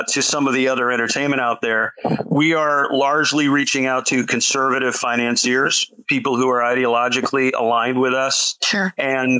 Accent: South Florida, United States; I grew up in South Florida

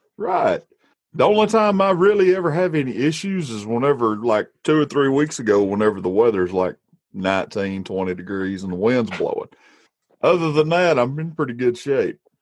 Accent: Walker County, Alabama, United States; I, am from Alabama. I'm from Walker County. I sound the way I sound

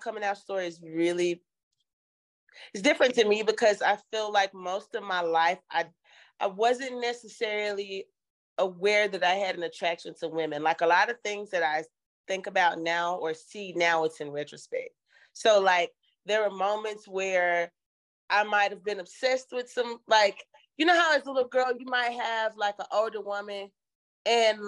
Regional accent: Memphis, Tennessee, United States; moved away as an adult; now in Los Angeles, United States; I hail from Memphis, Tennessee. I've been living in Los Angeles, California for about 12 years

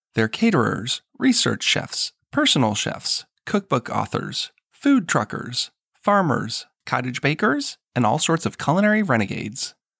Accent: Marlborough, Massachusetts, United States; I'm a Boston g, like, I grew up in Massachusetts. Like, I'm from there

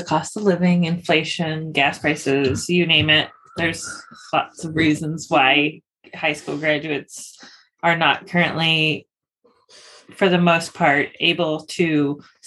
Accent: Tacoma, Washington, United States; I grew up in Tacoma

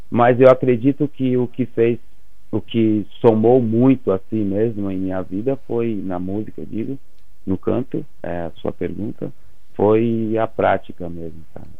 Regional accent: Viçosa, Minas Gerais, Brazil; Eu sou de Minas Gerais. Sou de Viçosa.

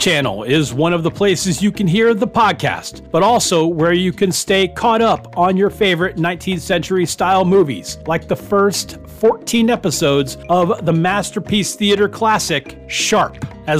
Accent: United States; I'm an American. All right, so I'll put it out there like that. I mean, I'm 50% Dutch, and my grandmother came over on the boat.

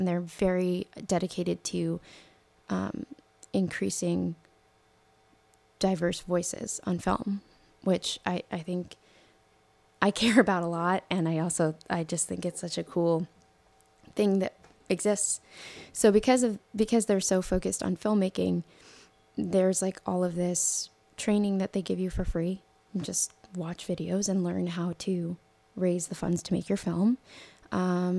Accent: New York, United States; I grew up in New York

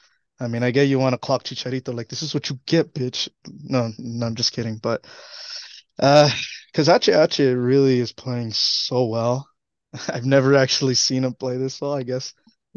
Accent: United States; We're Mexican American.

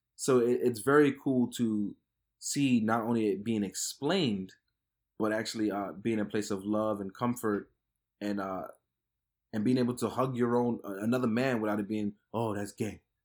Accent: New York City, New York, United States; where I grew up in Fort Greene

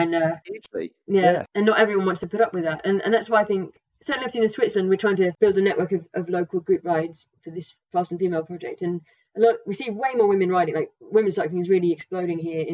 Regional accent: Norfolk, East of England, United Kingdom; moved away; also born or lived in pre-Alps; I come from Norfolk, so there aren't very many mountains

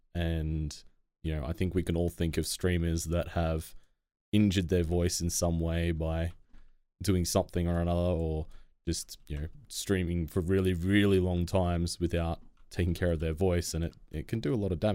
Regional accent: Australia; as an Australian

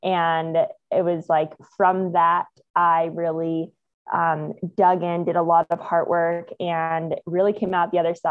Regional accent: Phoenix, Arizona, United States; moved away as an adult; also born or lived in Australia / New Zealand / Costa Rica; now in San Diego, United States; I grew up in Phoenix, lived there, actually went to the same school, kindergarten through 12th grade

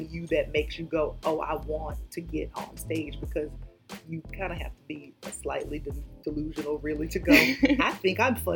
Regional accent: Columbus, United States; I'm from Columbus, and um, I so when I left Columbus, I went to University of Georgia.

